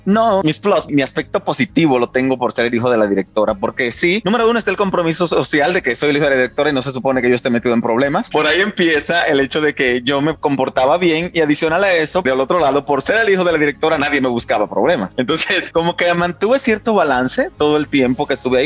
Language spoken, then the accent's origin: Spanish; San Cristóbal, Dominican Republic; moved away as an adult; now in Mexico; Nací en San Cristóbal. Nací en un campo de San Cristóbal. Yo soy campesino